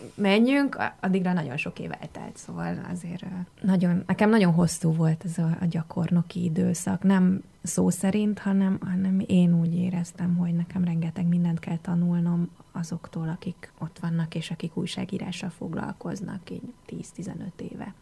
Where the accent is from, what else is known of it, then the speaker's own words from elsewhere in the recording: Hungary; first language Hungarian; én itt születtem, itt jártam iskolában, gyakorlatilag itt szocializálódtam.